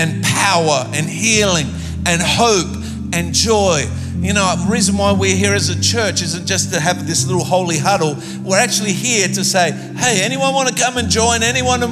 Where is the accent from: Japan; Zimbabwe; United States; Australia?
Australia; I come from Australia